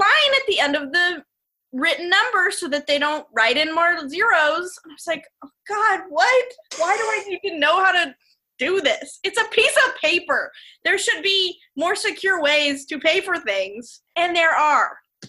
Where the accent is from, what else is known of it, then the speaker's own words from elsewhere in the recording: Columbia, Missouri, United States; Columbia, Missouri.